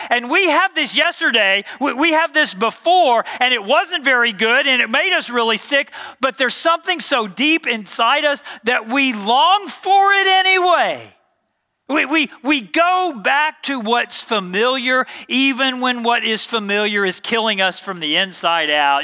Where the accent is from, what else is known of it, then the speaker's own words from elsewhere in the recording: Dallas, Texas, United States; moved away as an adult; I grew up in Dallas, Texas